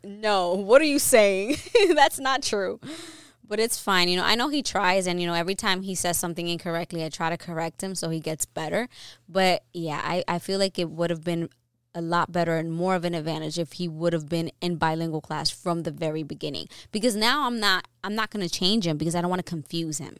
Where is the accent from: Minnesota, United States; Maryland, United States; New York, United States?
New York, United States; I was born here in New York and I didn't I wasn't born in the Dominican Republic